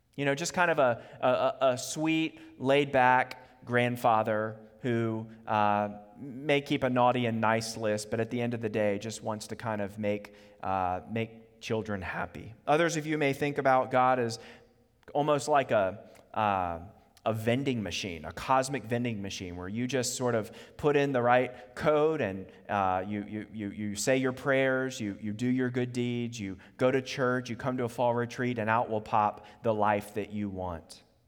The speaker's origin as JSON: {"language": "English", "town": "Charlottesville", "region": "Virginia", "country": "United States", "tie": "born or raised there", "also_born_or_lived": "Harrisonburg, Virginia", "lives_now": "Richmond, United States", "said": "I grew up in Charlottesville until the age of eighteen"}